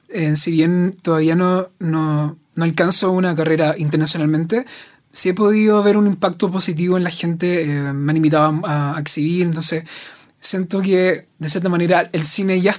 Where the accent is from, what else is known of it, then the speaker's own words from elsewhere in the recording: Talcahuano, Biobío, Chile; moved away as an adult; also born or lived in Santiago; Soy de Talcahuano.